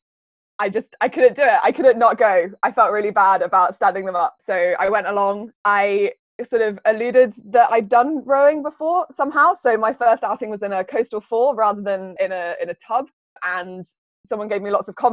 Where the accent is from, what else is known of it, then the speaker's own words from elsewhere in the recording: Cambridge, East of England, United Kingdom; moved away as an adult; So I grew up in Cambridge. I've lived in Cambridge all my life up until the last few years